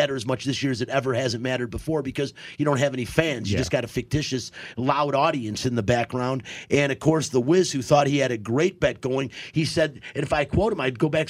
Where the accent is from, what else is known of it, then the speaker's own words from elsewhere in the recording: Detroit, Michigan, United States; I'm from Detroit.